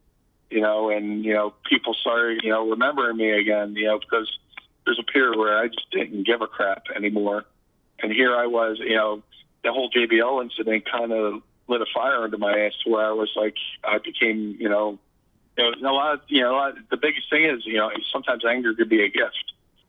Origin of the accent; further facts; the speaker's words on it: Philadelphia, Pennsylvania, United States; I was born in Philadelphia, partially raised in Philadelphia.